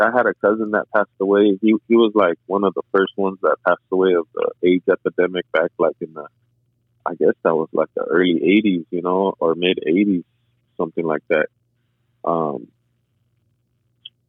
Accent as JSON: {"language": "English", "town": "El Monte", "region": "California", "country": "United States", "tie": "born or raised there", "also_born_or_lived": "San Diego / Norwalk", "said": "I was born in San Diego, and then shortly after, I think I was under a year of age, we moved down to LA area, which was like more east of LA towards like Norwalk. Lived there for a little bit, and then we ultimately ended up in the city of El Monte."}